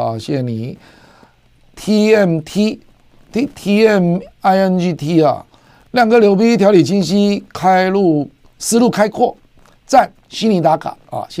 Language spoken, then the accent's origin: Chinese; Taiwan; 身为台湾人，我大概了解台湾的自我毁灭性何来